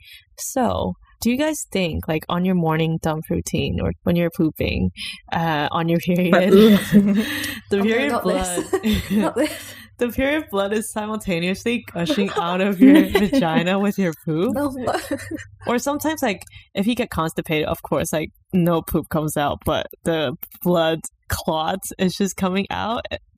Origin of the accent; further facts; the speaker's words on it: Berlin, Germany; I grew up in Berlin.